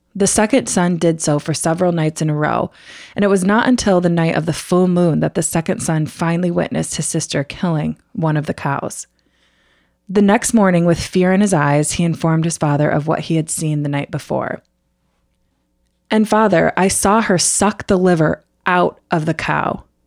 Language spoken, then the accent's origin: English; United States